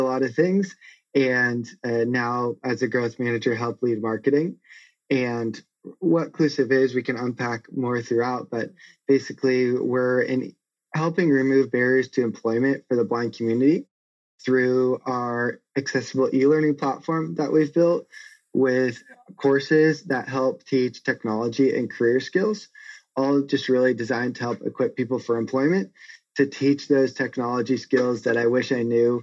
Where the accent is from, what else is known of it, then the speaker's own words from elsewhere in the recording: San Marcos, California, United States; I grew up in San Marcos in North County, San Diego. I still live here as it's an amazing place.